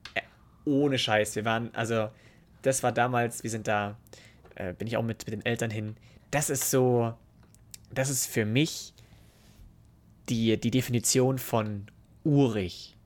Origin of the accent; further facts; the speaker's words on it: Starnberg, Bavaria, Germany; ich bin in Starnberg geboren